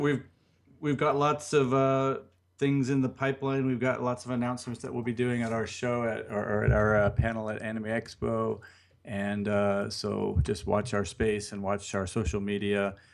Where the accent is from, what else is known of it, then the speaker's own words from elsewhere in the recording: United States; now in Japan; as an American